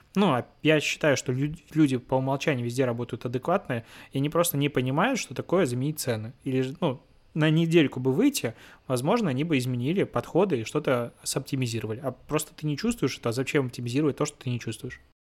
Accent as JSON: {"language": "Russian", "country": "Belarus", "also_born_or_lived": "Minsk", "moved": "yes", "said": "я белорус, ну, я из Беларуси"}